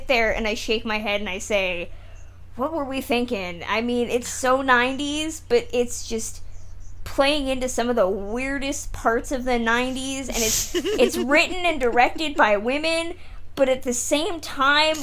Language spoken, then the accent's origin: English; California, United States; I'm from California